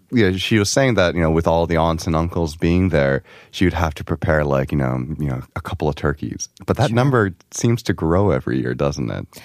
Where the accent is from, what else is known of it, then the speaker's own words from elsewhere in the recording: New York, United States; especially the area that we grew up in, so we grew up in New York, um, areas with uh, big Asian populations